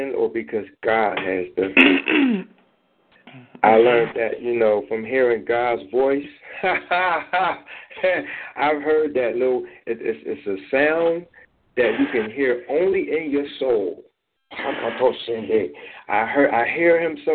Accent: Philadelphia, Pennsylvania, United States; I'm actually from Philadelphia

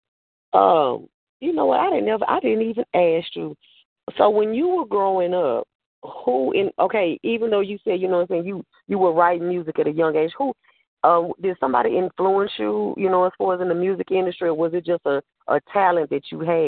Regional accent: the South, United States; even though we are from the South, the East Coast

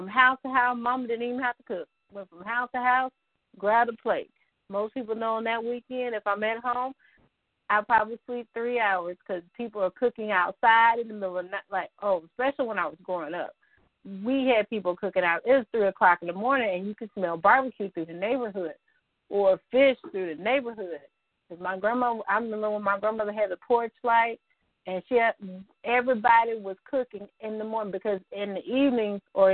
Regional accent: the Arkansas Delta, United States; now in Northwest Arkansas, United States; I'm from the other side of the state that we talk about, this side of the state. So I'm from the Delta, which means flatlands and dirt.

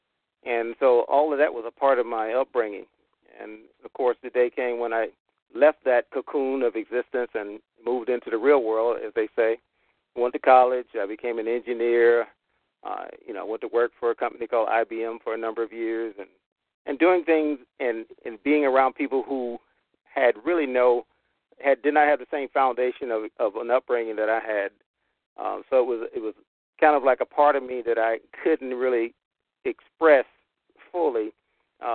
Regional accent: Clarkton, North Carolina, United States; I was born and raised in North Carolina, had a southern farm experience growing up on a tobacco farm in a little town called Clarkton

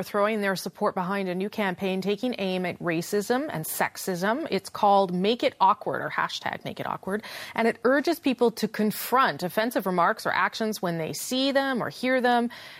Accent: Winnipeg, Manitoba, Canada; my hometown, Winnipeg

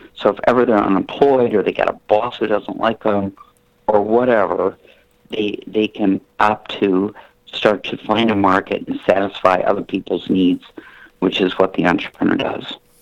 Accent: Flint, Michigan, United States; moved away as an adult; also born or lived in New York City; I'm from Flint, Michigan, so I relocated uh, to um, uh, Manhattan

